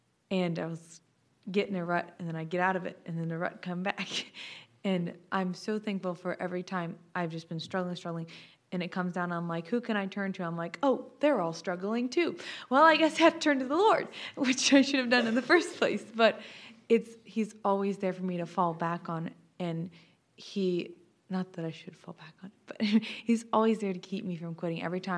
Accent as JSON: {"language": "English", "town": "Smyrna", "region": "Tennessee", "country": "United States", "said": "I'm a junior from Smyrna, Tennessee. I'm a music major."}